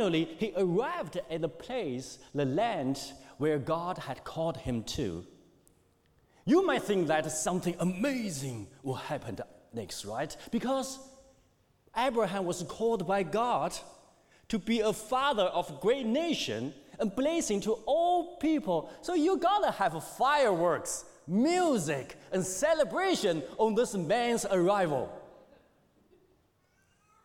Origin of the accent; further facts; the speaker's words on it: China; moved away; when I was growing during China's economic boom, things were a lot different for me